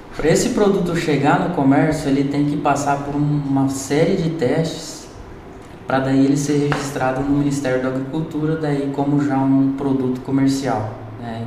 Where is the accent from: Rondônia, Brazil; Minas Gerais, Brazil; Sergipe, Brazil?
Rondônia, Brazil; Espigão d'Oeste; moved away as an adult; also born or lived in Cuiabá; now in Lucas do Rio Verde, Brazil; Eu sou natural de Rondônia, de uma cidade chamada Espigão do Oeste